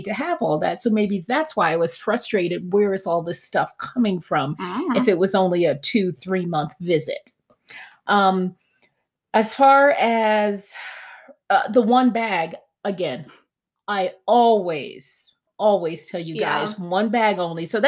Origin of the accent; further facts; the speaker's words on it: East Coast, United States; I'm from the East Coast.